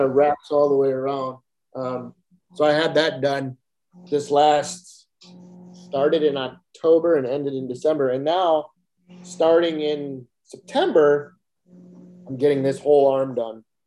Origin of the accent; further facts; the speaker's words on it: Kenosha, Wisconsin, United States; growing up in Ken- Kenosha, Wisconsin, moving to a very small farm community